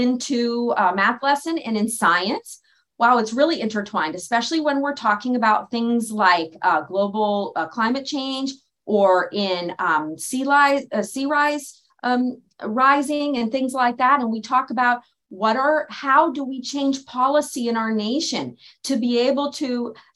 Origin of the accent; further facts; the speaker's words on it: Oceanside, California, United States; I was born in Oceanside, California, in San Diego County